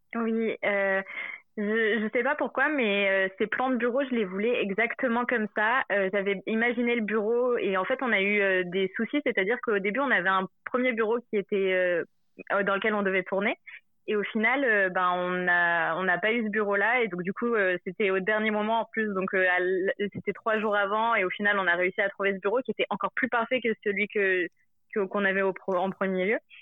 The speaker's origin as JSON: {"language": "French", "town": "Montpellier", "region": "Occitania", "country": "France", "also_born_or_lived": "Paris", "moved": "yes", "said": "je suis de Montpellier de base"}